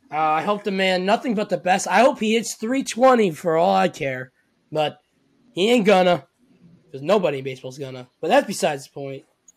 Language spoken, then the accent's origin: English; New Jersey, United States; I'm from New Jersey. I've lived in Jersey my whole life. I speak with hand motions.